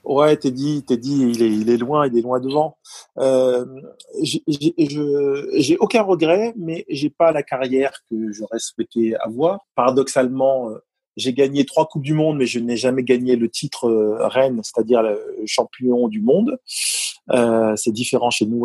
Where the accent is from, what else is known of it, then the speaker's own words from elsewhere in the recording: Paris, Île-de-France, France; accent: titi parisien; moved away; also born or lived in Provence; mon accent mon titi parisien et mon accent